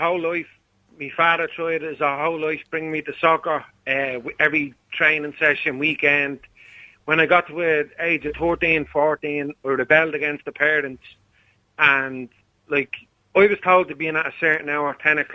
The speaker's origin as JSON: {"language": "English", "town": "Dublin", "region": "Leinster", "country": "Ireland", "tie": "born or raised there", "said": "I grew up in Blanchardstown"}